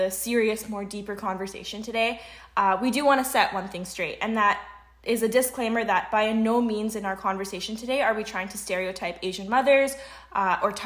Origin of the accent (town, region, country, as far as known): Vancouver, British Columbia, Canada; born or raised there; also born or lived in Sharjah, United Arab Emirates